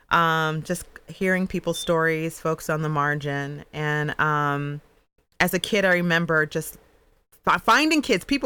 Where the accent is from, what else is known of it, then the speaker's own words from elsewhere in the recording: New Jersey, United States; And I was like, well, I, I live from, I'm from New Jersey.